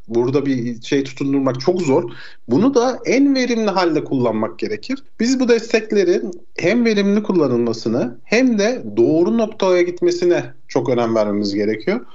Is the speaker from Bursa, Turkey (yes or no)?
no; Aydın, Turkey; moved away as an adult; now in London, United Kingdom; Aydın'ın nüfusu bile 1 milyon. Benim memleketim olduğu için söylüyorum.